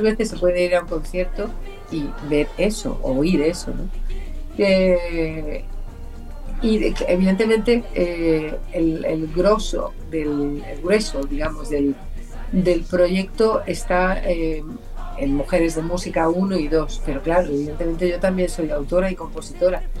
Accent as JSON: {"language": "Spanish", "region": "Region of Murcia", "country": "Spain", "tie": "born or raised there", "also_born_or_lived": "Paris, France", "moved": "yes", "lives_now": "Valencia, Spain", "said": "yo nací en París, me crié en un pueblecito de Murcia, pero llevo muchísimos, casi 50 años viviendo en Valencia"}